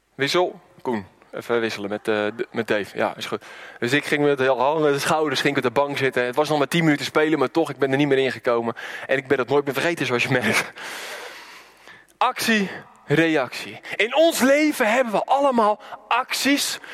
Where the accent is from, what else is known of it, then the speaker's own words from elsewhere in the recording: Randstad, Netherlands; moved away; waar ik vandaan kom, een beetje de Randstad